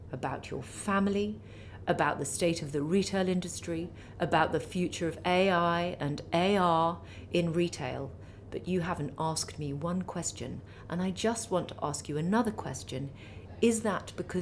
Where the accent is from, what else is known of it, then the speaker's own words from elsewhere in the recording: Milan, Lombardy, Italy; also born or lived in Lake Como; now in London, United Kingdom; I was raised in Milan and on Lake Como